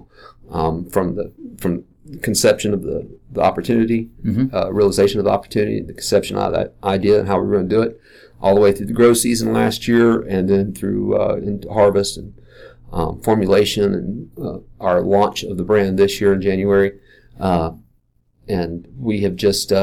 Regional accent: Asheville, North Carolina, United States; I'm native to Asheville. It's my hometown.

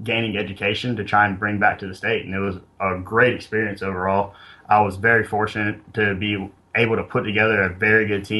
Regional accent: Gilbert, South Carolina, United States; also born or lived in Charleston, South Carolina; I'm from South Carolina, born and raised here.

